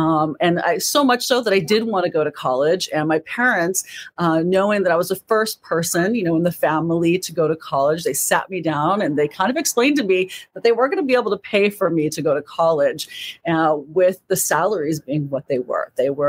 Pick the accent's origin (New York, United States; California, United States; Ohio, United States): California, United States; also born or lived in Indiana / Michigan; Actually, I was born in Indiana, lived in Indiana and Michigan before moving to California at the age of five